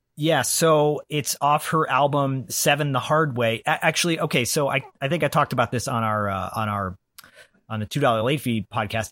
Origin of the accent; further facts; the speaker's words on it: Detroit, Michigan, United States; I grew up in Detroit as a kid